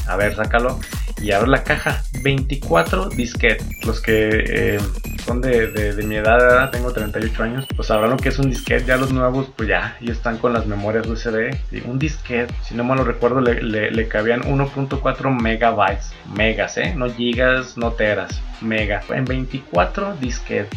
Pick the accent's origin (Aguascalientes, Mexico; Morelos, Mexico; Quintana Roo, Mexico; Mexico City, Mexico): Aguascalientes, Mexico; accent: cantadito; somos de Aguascalientes y recuerden que todo lo ponemos la S y cantadito, hablamos cantadito.